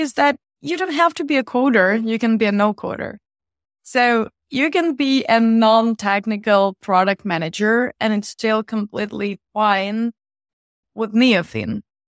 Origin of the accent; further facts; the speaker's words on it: Eastern Ukraine, Ukraine; so we're all coming from Ukraine, specifically from the east of Ukraine